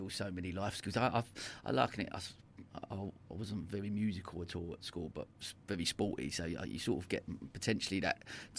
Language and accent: English; Dagenham, London, United Kingdom; I grew up in Dagenham, you know, in not the greatest school in the world